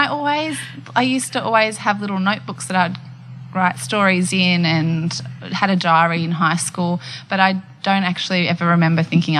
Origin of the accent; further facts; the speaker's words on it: Old Bar, New South Wales, Australia; I grew up in a little town called Old Bar, which is on the mid-north coast of New South Wales, about 4 hours north of Sydney.